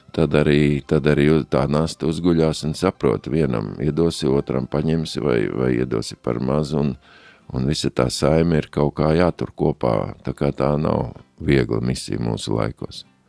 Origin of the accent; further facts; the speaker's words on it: Ogre, Vidzeme, Latvia; moved away as an adult; also born or lived in Riga / Skrīveri / Latgale; now in Liepāja, Latvia; pēc tam visu jaunību ogrē